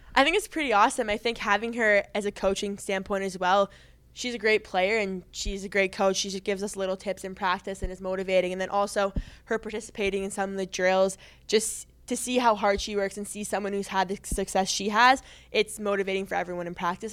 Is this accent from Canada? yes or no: yes; Canada; moved away as an adult; growing up in Canada